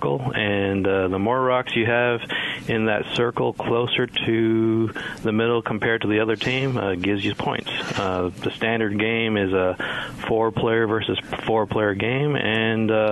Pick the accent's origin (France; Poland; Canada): Canada; moved away as an adult; also born or lived in Memphis area, United States; now in Olive Branch, United States; I started curling in the mid-90s during high school while I grew up in Canada